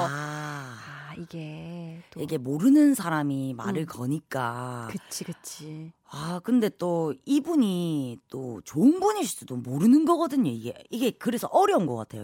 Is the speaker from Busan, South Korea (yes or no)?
yes; Busan, South Korea; now in Seoul, South Korea; 부산이 고향인데 제가 또 어, 서울 사람이 좀 다 되긴 했는데